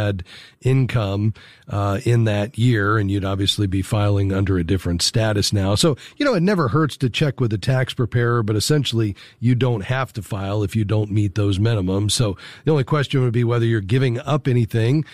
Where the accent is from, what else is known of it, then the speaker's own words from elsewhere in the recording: South Florida, United States; I'm from South Florida